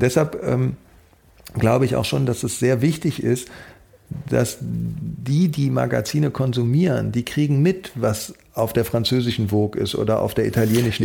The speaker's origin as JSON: {"language": "German", "country": "Germany", "also_born_or_lived": "Paris / Berlin", "said": "ich bin Deutscher, aber meine Mutter ist Holländerin"}